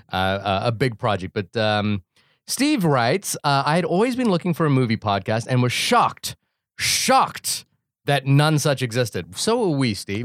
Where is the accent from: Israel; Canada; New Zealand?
New Zealand; Wellington; also born or lived in Fiji / Brooklyn, New York; now in New York, United States; it's set in my hometown of Wellington, and there are so many jokes that are specific to growing up in Wellington